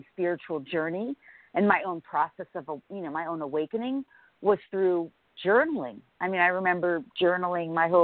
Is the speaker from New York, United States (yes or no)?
yes; Larchmont, New York, United States; also born or lived in Bronx, New York; I was born in the Bronx, New York, in a very sort of low-income area. But I, as a young girl, lived in Larchmont, New York. So until college, I lived in Larchmont, New York